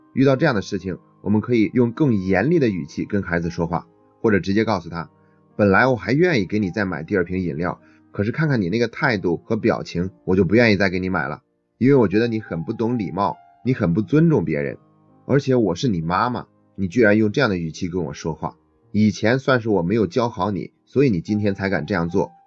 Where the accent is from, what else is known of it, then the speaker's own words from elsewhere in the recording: China; 在这方面，我们中国人做的是比较弱的